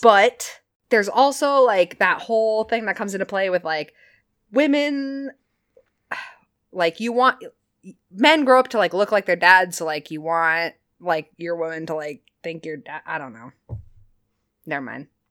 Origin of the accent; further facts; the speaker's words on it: Chesterfield, New Hampshire, United States; I grew up in Chesterfield, New Hampshire, and I went to farm camp